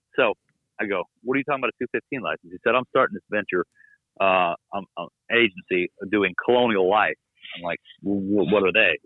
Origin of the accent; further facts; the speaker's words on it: Florida, United States; I'm from Florida